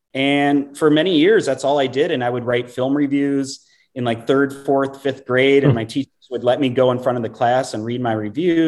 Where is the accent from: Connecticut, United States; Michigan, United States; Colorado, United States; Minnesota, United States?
Minnesota, United States; White Bear Lake; born or raised there; moved away as an adult; also born or lived in St. Paul, Minnesota / North Carolina / Brooklyn Park, Minnesota / Austin, Texas